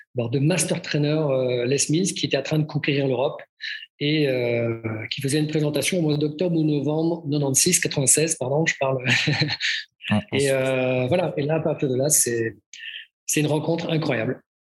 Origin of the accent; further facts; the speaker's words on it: Brittany, France; also born or lived in Nantes; now in Switzerland; je suis breton, dans la région de, le, tronc commun, dans la région ouest